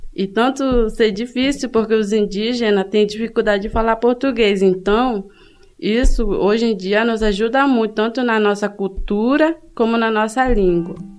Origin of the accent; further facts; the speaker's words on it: Benjamin Constant, Amazonas, Brazil; now in Campinas, Brazil; Sou da etnia Ticuna, vim do estado do Amazonas, município de Benjamin Constant